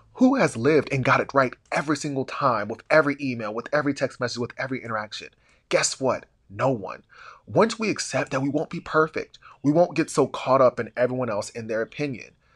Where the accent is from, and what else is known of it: Columbus, Ohio, United States; born or raised there